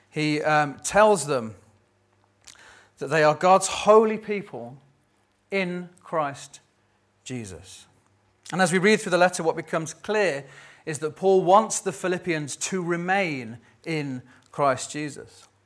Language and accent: English; United Kingdom; we're British